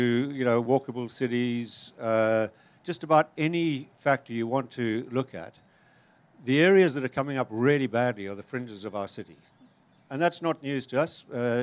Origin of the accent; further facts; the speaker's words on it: Zimbabwe; moved away; also born or lived in Cape Town; I'm from Zimbabwe